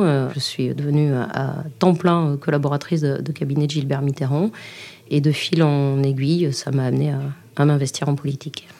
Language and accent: French; Libourne, Nouvelle-Aquitaine, France; Je suis née à Libourne et je vis encore à Libourne, au cœur de la Nouvelle-Aquitaine.